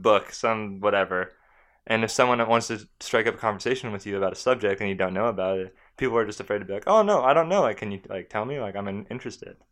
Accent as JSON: {"language": "English", "town": "San Diego", "region": "California", "country": "United States", "said": "I'm from San Diego"}